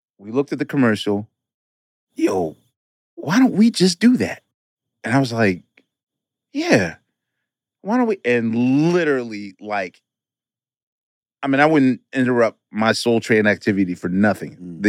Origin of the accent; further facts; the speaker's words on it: Philadelphia, Pennsylvania, United States; being a Philadelphian